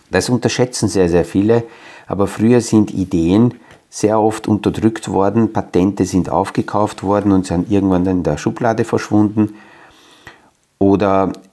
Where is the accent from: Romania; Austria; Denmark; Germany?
Romania; Transylvania; Also wenn in meiner Geburtsstadt oder in der kleinen Ortschaft, wo ich aufgewachsen bin, in Siebenbürgen, in einem kleinen Dörfel jemand eine Idee hat, wo zwar dort nur 150, 200 Menschen leben